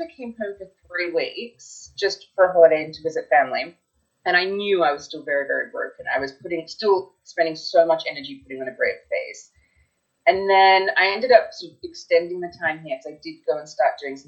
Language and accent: English; Australia; moved away; also born or lived in United States; I was from Australia. I'd moved there young